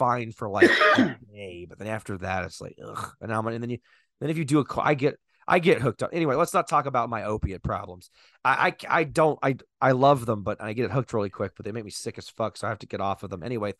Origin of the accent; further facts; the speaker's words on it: Texas, United States; I think My home state in Texas, this Lou.